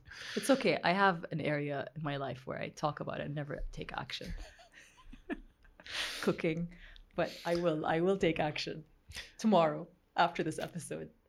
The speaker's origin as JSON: {"language": "English", "country": "Saudi Arabia", "tie": "born or raised there", "moved": "as an adult", "said": "growing up in Saudi Arabia"}